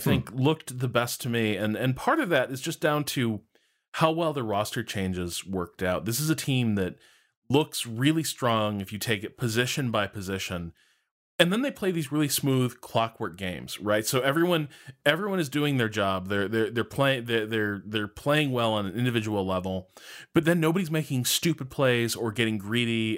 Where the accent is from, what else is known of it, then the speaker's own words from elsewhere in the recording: Chicago, Illinois, United States; we're both from Chicago.